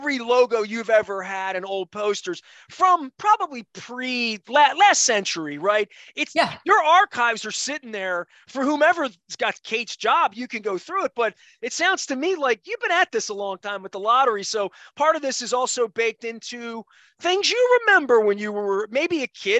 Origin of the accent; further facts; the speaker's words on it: Dundalk, Maryland, United States; I'm a kid from Dundalk. I born in 1968